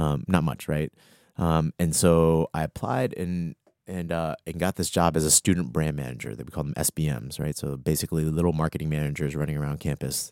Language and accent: English; Arlington, Virginia, United States; moved away as an adult; also born or lived in Atlanta / Washington, D.C.; I grew up in Arlington, Virginia, born and raised